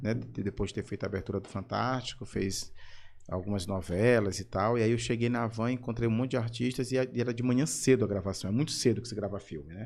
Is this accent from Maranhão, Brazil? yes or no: yes; São Luís, Maranhão, Brazil; Eu sou da Madre Deus, nasci na Santa Casa, uhum. ali na Rua do Norte, mas fui criado na Madre Deus